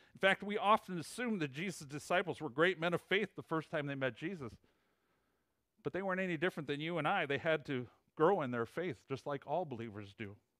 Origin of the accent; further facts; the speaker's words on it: Illinois, United States; accent: Illinois; moved away as an adult; also born or lived in Plainfield, Illinois; now in Huntington, West Virginia, United States; my Illinois accent.